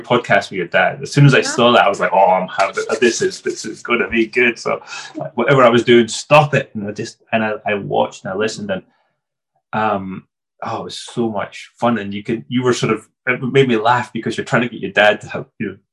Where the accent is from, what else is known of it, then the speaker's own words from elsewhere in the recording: Scotland, United Kingdom; I'm Scottish